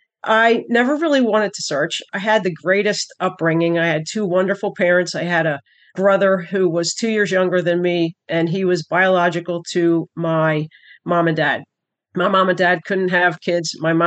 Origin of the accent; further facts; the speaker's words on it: Wilmington, Delaware, United States; born there; I was born in 1963. I was born in Wilmington, Delaware.